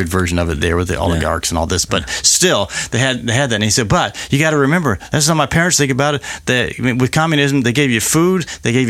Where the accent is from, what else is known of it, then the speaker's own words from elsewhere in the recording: United States; I grew up in America, and I grew up during this era when we were doing the bomb drills